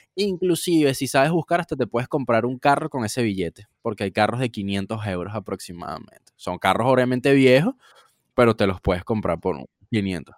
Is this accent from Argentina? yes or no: no; Venezuela; now in Portugal; yo soy venezolano